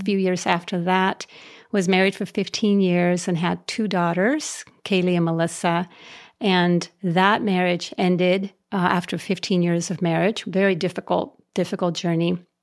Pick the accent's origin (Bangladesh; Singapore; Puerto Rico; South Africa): Puerto Rico; I was raised in Puerto Rico, um, out in the country, poor, poor kid, poor family.